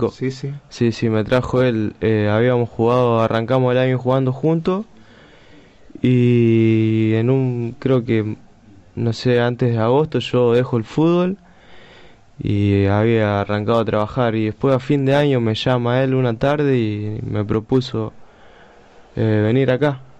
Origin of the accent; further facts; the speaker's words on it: Rosario, Santa Fe, Argentina; En Rosario, en el Hospital Roque San Peña